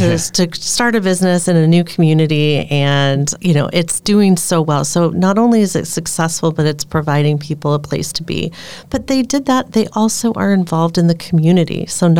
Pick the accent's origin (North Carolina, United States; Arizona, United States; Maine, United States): Arizona, United States; now in Door County, Wisconsin, United States; I come from Arizona, so there's a lot of transient folks there. And that's what I've really noticed about moving to the Midwest